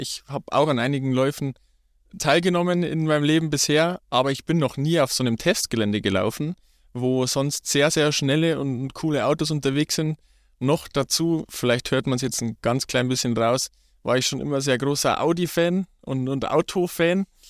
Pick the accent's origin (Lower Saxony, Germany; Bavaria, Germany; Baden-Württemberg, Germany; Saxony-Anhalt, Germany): Bavaria, Germany; Ruhpolding; Ich komme gebürtig aus, auch aus Ruppolding. Bin dort aufgewachsen